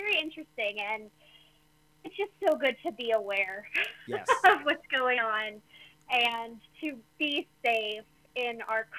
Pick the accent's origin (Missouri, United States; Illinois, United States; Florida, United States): Missouri, United States; Kansas City; I am from Kansas City